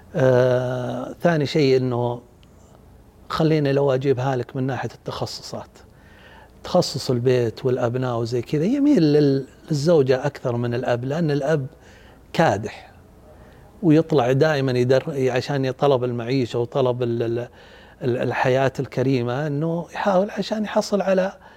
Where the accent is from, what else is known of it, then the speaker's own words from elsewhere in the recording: Saudi Arabia; عندنا بالسعودية